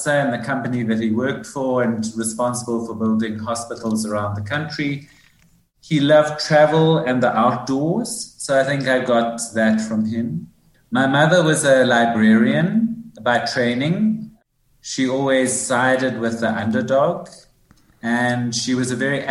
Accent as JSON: {"language": "English", "town": "Johannesburg", "region": "Gauteng", "country": "South Africa", "tie": "born or raised there", "accent": "South African", "moved": "as an adult", "lives_now": "United States", "said": "I was born in 1965 in Johannesburg, so kind of in the height of apartheid, really."}